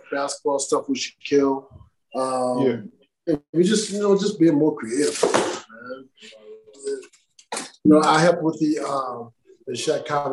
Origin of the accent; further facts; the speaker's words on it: Chicago, Illinois, United States; I grew up in Chicago.